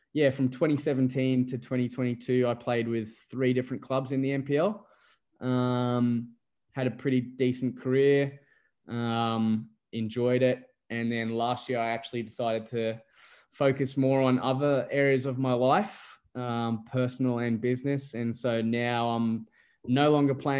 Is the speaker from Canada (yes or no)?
no; Gold Coast, Queensland, Australia; accent: Australian; also born or lived in England; I'm English by birth, but I sound Australian